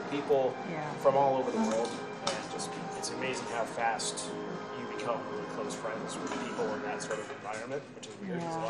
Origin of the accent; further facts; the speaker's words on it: Framingham, Massachusetts, United States; also born or lived in Boston; I was born in Boston at the St. Elizabeth's Hospital in Brighton. My mom's from Brighton. My dad's from Connecticut, but he moved up here when he was in his 20s. I grew up in Framingham.